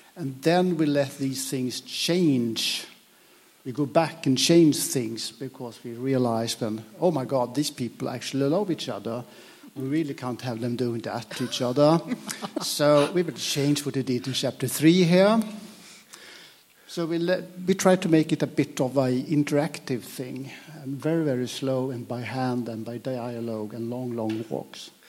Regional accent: Sweden; English is a second language; I'm Swedish, though I'm speaking English now.

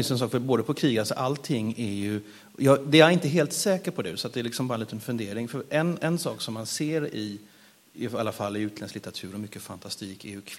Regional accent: Sweden; som svensk författare inte tänker lika mycket så, utan tänker minusmedvetet.

